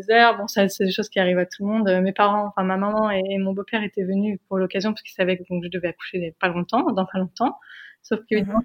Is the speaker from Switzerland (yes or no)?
no; France; moved away as an adult; now in United States; nous, on est française